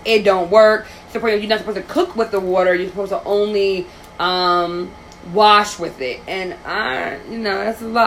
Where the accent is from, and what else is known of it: New York, United States